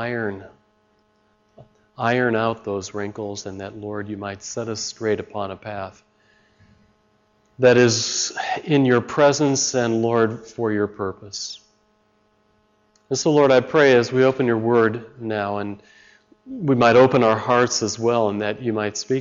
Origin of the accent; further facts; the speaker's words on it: Chicago, Illinois, United States; I'm from Chicago